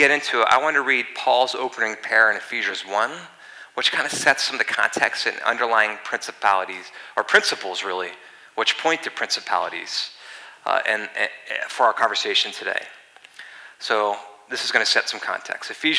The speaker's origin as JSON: {"language": "English", "region": "East Coast", "country": "United States", "moved": "yes", "said": "I'm from the East Coast"}